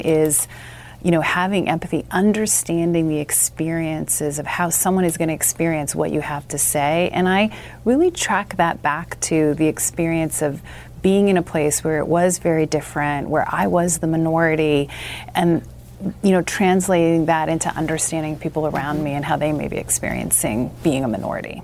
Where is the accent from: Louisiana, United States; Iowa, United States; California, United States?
California, United States; Southern; I grew up in Southern California.